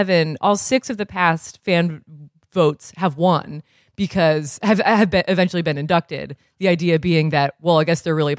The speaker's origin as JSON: {"language": "English", "town": "Burlington", "region": "Vermont", "country": "United States", "said": "I'm from Burlington, Vermont."}